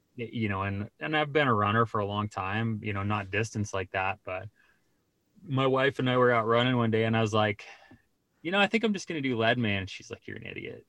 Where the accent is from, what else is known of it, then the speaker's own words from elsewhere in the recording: Colorado Springs, Colorado, United States; I grew up in Colorado